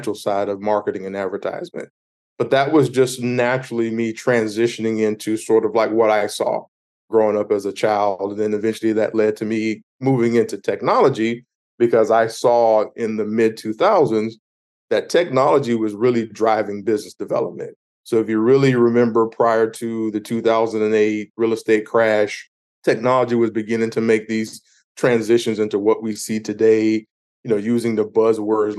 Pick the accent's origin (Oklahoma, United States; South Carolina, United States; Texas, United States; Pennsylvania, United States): South Carolina, United States; Myrtle Beach; I grew up in Myrtle Beach, South Carolina.